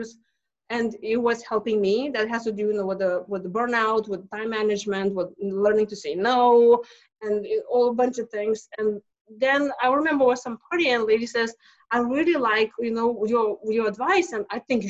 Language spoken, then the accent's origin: English; Lithuania; English is a second language; moved away as an adult; now in United States; I'm not from here. I came to US from Lithuania 20 years ago